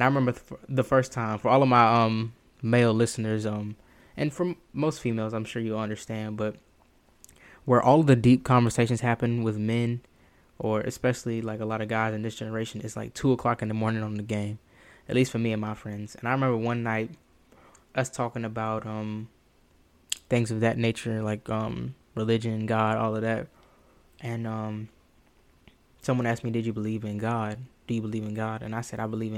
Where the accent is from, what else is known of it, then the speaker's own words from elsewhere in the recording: the South, United States; I was raised in the South